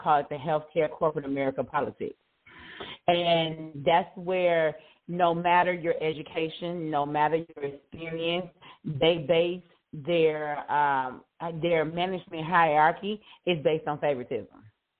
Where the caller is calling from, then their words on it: Houston, Texas, United States; also born or lived in Illinois; I am calling from Houston, Texas.